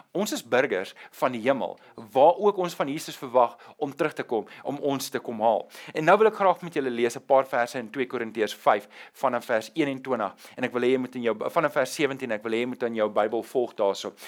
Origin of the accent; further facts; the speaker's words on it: South Africa; ek is nie meer 'n burger van Suid-Afrika nie. Ja ja, my identiteitsboekie sê ek is 'n burger